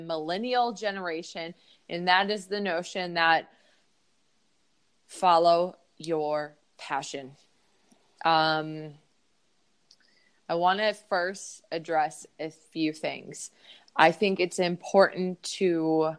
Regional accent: Minneapolis, Minnesota, United States; I'm from Minneapolis, Minnesota.

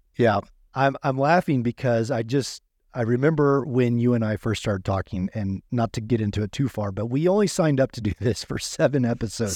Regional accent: Midwest, United States; I grew up in the Midwest

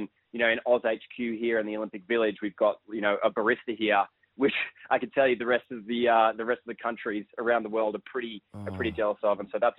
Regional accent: Sydney, New South Wales, Australia; I grew up in Sydney

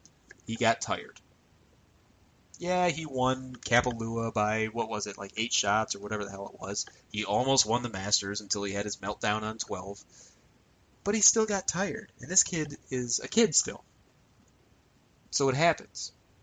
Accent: United States; I'm an American

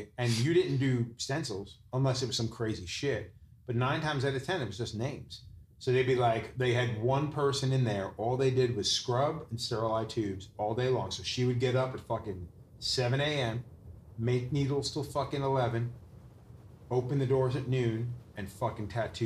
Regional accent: Long Island, New York, United States; I grew up on the East End

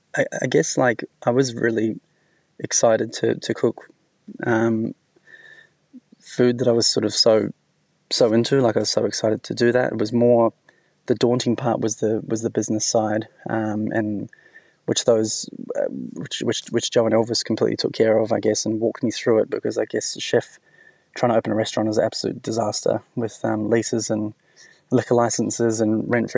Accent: New Zealand; now in Sydney, Australia; I'm originally from New Zealand, and when my boss in New Zealand used to have his book in the office, and I always thought what an amazing restaurant it was, and came to Sydney

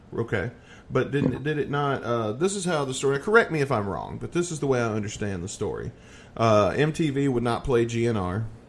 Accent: the South, United States; I'm from the South

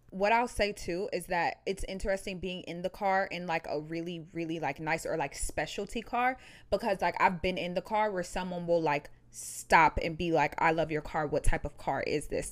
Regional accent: Ohio, United States; I'm from Ohio.

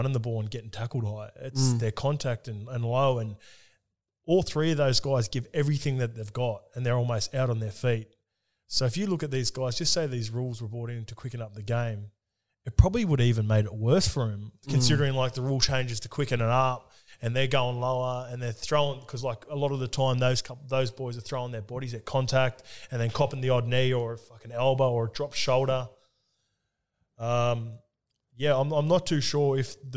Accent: Sydney, New South Wales, Australia; I grew up in Western Sydney

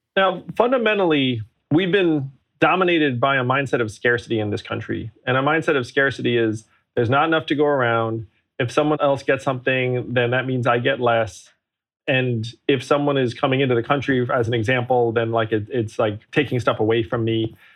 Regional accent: upstate New York, United States; also born or lived in Schenectady, New York; I grew up in upstate New York

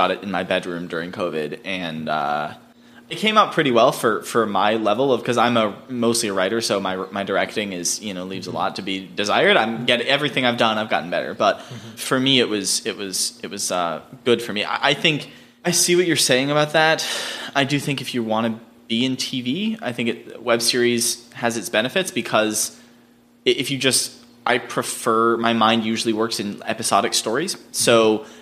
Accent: East Coast, United States; now in Los Angeles, United States; I grew up on the East Coast, not in Utah

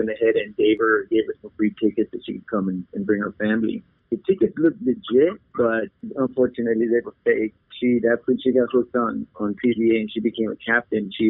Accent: Tucson, Arizona, United States; also born or lived in Nogales; I'm from Tucson, Arizona. Been here for pretty much my whole life. I'm from Nogales actually, but I've uh, been in Tucson for like 15 years or so, so I'm pretty much from Tucson at this point.

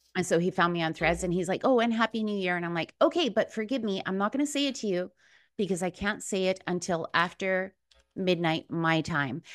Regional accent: Chile; moved away; I was born in Chile.

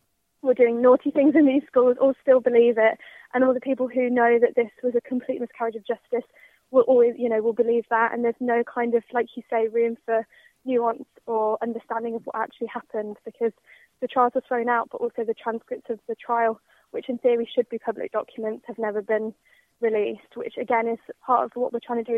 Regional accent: Birmingham, West Midlands, United Kingdom; my experience of growing up in Birmingham was that it was incredibly positive and integrated

